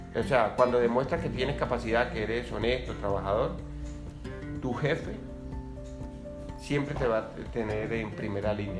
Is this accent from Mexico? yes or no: no; Colombian Caribbean coast, Colombia; moved away